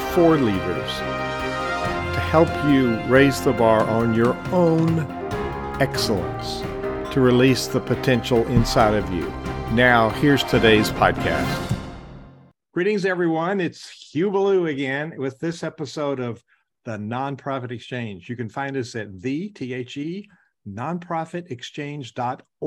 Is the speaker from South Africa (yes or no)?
no; North Carolina, United States; I'm a Tar Heel by birth.